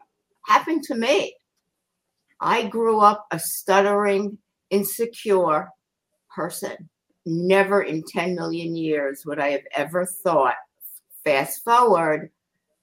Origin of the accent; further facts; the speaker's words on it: New York City, New York, United States; growing up in Queens and leaving and going to New York City